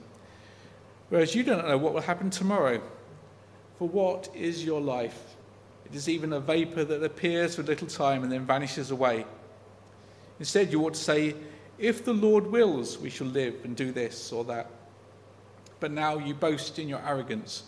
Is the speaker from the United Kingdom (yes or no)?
yes; United Kingdom; as a British person